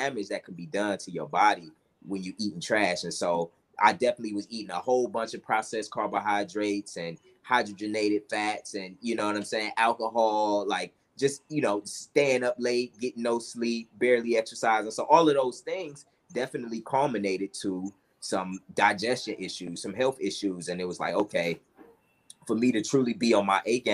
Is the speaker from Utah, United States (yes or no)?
no; Cleveland, Ohio, United States; moved away; also born or lived in Atlanta, Georgia; I'm originally from Cleveland, Ohio. I also have Atlanta as kind of my second home